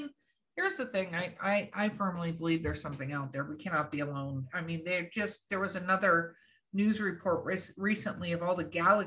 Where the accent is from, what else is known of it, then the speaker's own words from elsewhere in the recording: Los Angeles, California, United States; moved away; also born or lived in New Mexico; I grew up in Hollywood, California